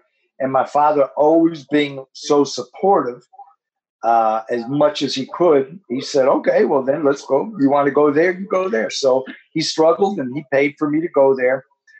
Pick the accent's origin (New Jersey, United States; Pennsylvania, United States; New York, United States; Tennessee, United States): New Jersey, United States; Newark; moved away; I was born and raised in the Ironbound section of Newark, which is a very diverse community. In my earlier years, there was a large Portuguese community